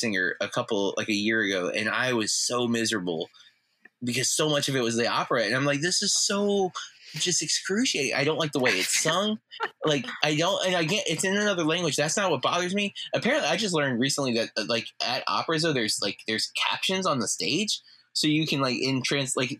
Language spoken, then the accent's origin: English; United States; Not only are we from Polk County